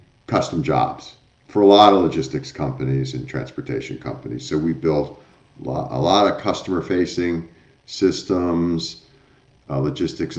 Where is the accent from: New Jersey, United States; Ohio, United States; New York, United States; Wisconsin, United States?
New Jersey, United States; suburban; I grew up in suburban New Jersey